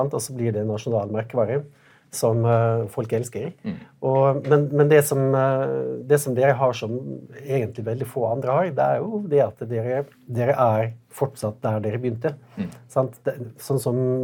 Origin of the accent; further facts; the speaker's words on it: Western Norway, Norway; jeg kommer også fra Vestlandet